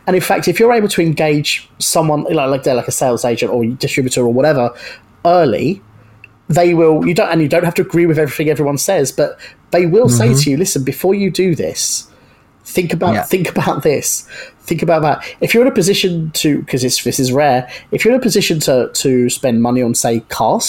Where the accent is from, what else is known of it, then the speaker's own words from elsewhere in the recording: Brighton, South East England, United Kingdom; based in Brighton, my hometown